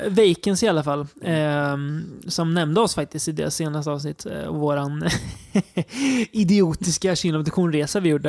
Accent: Degerfors, Örebro County, Sweden; moved away; pojkrummet hemma i Degerfors

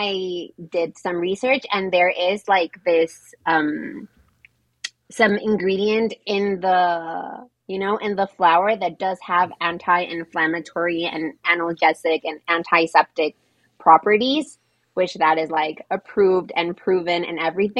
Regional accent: Tijuana, Baja California, Mexico; I'm from Tijuana

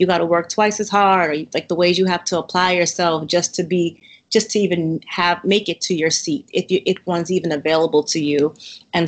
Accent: Massachusetts, United States; moved away as an adult; also born or lived in Cambridge / Waltham / Newton / Boston; now in Baltimore, United States; I am actually from Massachusetts. I have lived in Cambridge, Waltham, Newton

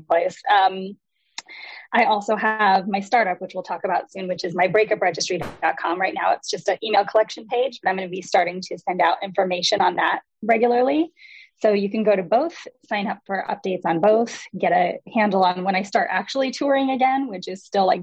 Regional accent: Wisconsin, United States; also born or lived in Chicago; now in Los Angeles, United States; I grew up here in Wisconsin

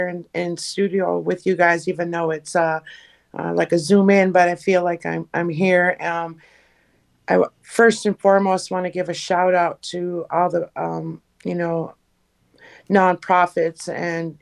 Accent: Leech Lake, Minnesota, United States; from Leech Lake, and I'm the Northern Organizer for Minnesota 350

